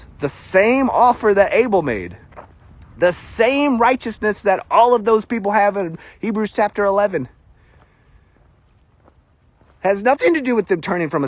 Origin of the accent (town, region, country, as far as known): United States; accent: country fried